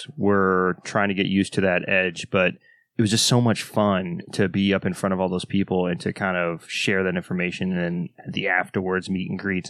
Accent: the South, United States; I'm from the South

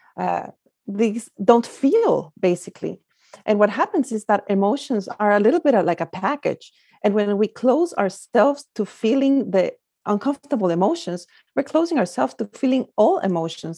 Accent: Guatemala; moved away as an adult; also born or lived in France / Singapore / Belgium / Spain; now in California, United States; I'm originally from Guatemala, that's where I grew up

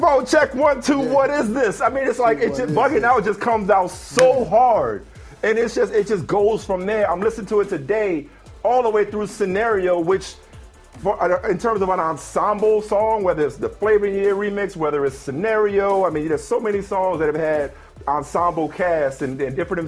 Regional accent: New Orleans, Louisiana, United States; moved away; I'm growing up in New Orleans.

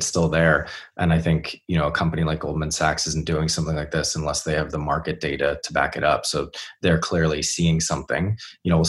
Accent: United States; now in United Kingdom; as an American living in the UK

